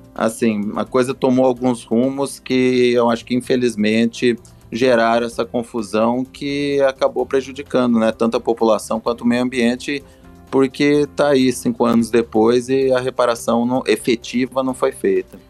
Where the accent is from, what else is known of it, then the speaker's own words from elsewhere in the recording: São Paulo, Brazil; now in Minas Gerais, Brazil; eu sou original do, do estado de São Paulo